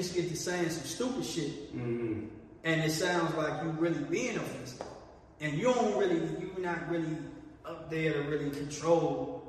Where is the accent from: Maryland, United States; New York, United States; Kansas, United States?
Maryland, United States; moved away as an adult; also born or lived in Washington, D.C.; now in Los Angeles, United States; I was from Maryland.